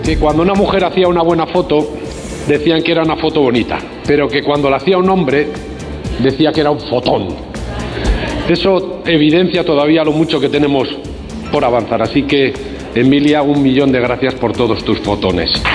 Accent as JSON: {"language": "Spanish", "region": "Catalonia", "country": "Spain", "said": "soy catalán"}